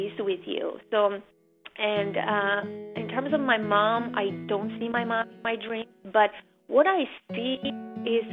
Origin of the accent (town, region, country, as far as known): Armenia; now in United States